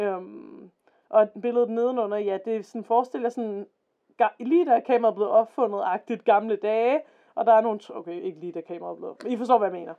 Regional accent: Denmark

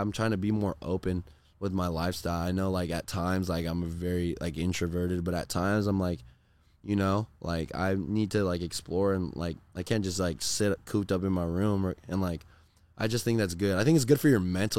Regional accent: Corona, California, United States; I just really grew up like I did a lot of sports in Corona, but I did a lot of like other stuff out in like Orange County.

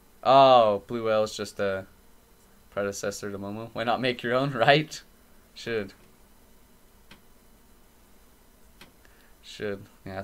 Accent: Utah, United States; We're from Utah.

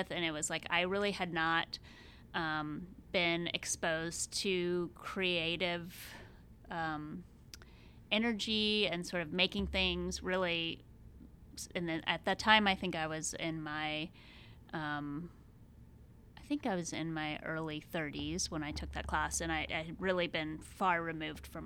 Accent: Georgia, United States; moved away as an adult; also born or lived in Maine; now in Corvallis, United States; I grew up in Georgia

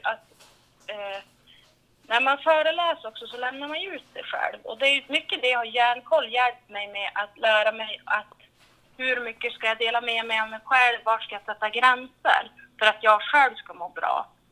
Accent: Vilhelmina, Västerbotten County, Sweden; also born or lived in Tärnaby; Jag är ju född och uppvuxen här i Vilhelmina kommun kan man säga. Jag är uppvuxen i en renskötarfamilj i Vilhelmina norra sameby.

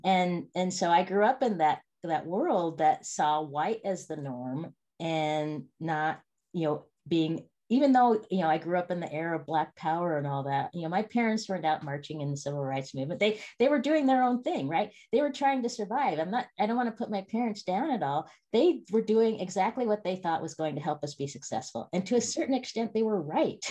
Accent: Spokane, Washington, United States; I grew up in a place called Spokane, Washington

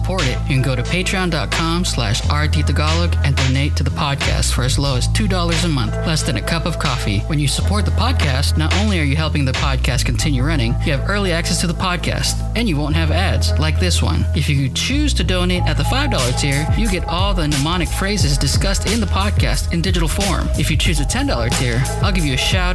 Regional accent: United States; I am born and raised in America

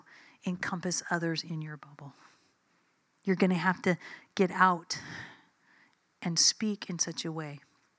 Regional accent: United States; I'm an American.

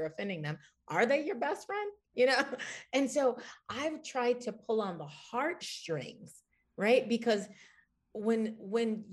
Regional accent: Washington, District of Columbia, United States; I'm from Washington, D.C.

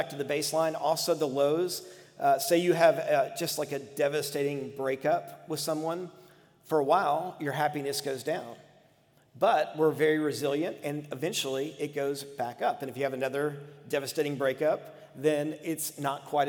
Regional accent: United States; American Christians

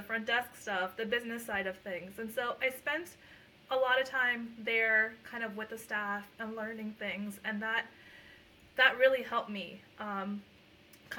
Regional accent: Lehigh Valley, Pennsylvania, United States; first language Punjabi; moved away as an adult; also born or lived in Puerto Rico; now in New Jersey, United States; I'm actually from the Lehigh Valley in Pennsylvania

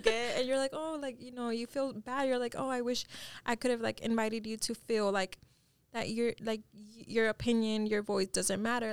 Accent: Dallas, Texas, United States; my parents are both Mexican, um, and I was born here in Dallas

